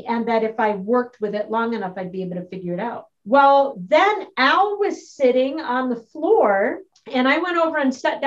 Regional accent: Battle Creek, Michigan, United States; moved away as an adult; also born or lived in Minneapolis; the small town in Michigan, Battle Creek, Michigan, where I grew up

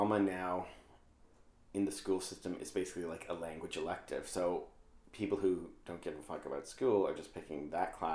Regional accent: Newfoundland and Labrador, Canada; moved away as an adult; also born or lived in Ottawa; growing up in Labrador, the denominational system, so it was like Catholic or Protestant

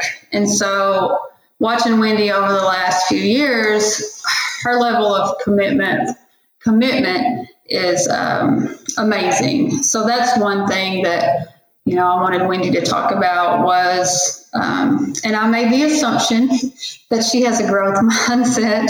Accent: Valliant, Oklahoma, United States; here in my hometown in Valiant, Oklahoma

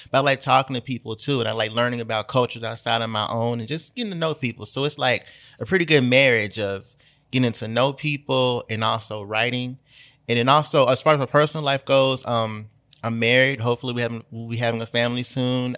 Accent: Memphis, Tennessee, United States; I've moved away from Memphis a couple of times, but I'm back now

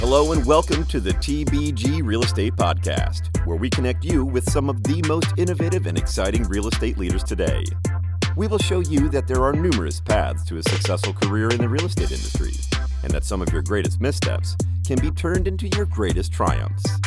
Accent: New Jersey, United States; I grew up in New Jersey

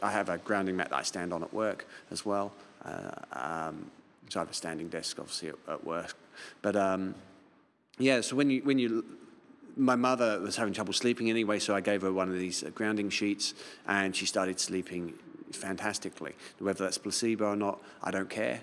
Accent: London, United Kingdom; now in Auckland, New Zealand; I'm from London

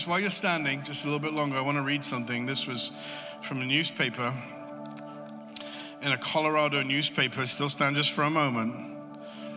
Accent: England, United Kingdom; I'm from England

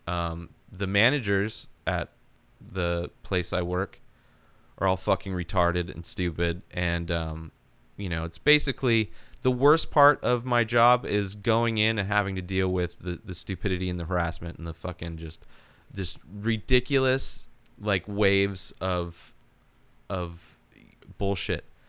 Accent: Palm Springs, California, United States; moved away as an adult; also born or lived in Idaho; now in San Diego, United States; I grew up in the Palm Springs area, the Coachella Valley. Born in Idaho, moved to the Coachella Valley when I was three years old

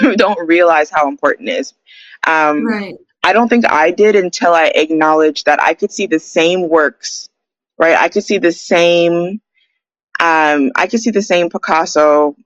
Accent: Toronto, Ontario, Canada; also born or lived in British Columbia; now in Vancouver, Canada; I'm from Toronto

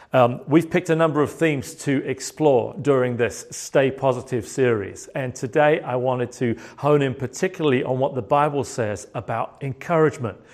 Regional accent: United Kingdom; moved away; as a British person

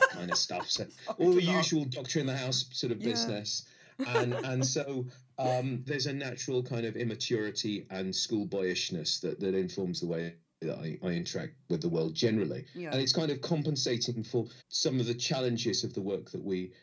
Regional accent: United Kingdom; also born or lived in Egypt; our little, you know, North London, Hertfordshire bubble

